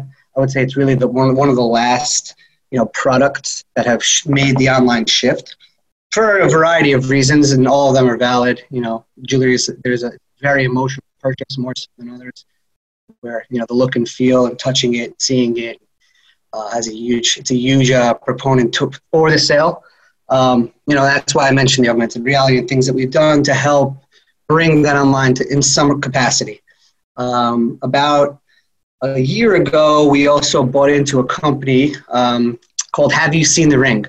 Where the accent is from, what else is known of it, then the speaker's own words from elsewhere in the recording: New York City, New York, United States; I'm originally from Queens, New York